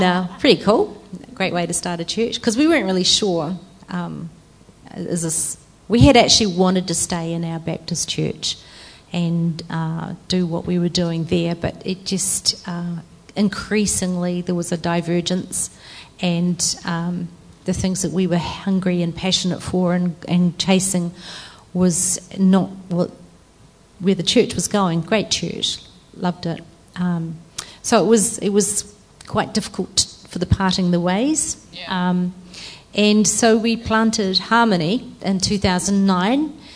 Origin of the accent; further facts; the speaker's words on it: Christchurch, Canterbury, New Zealand; also born or lived in Netherlands / Singapore; I grew up in Christchurch, but um, when I was 21, I went to the Netherlands